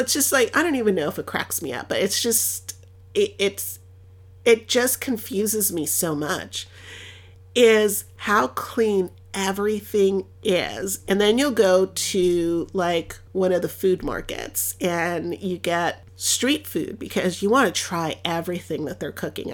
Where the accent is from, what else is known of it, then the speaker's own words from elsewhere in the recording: Los Angeles, California, United States; first language Spanish; English is a second language; I'm from Los Angeles and I love my city.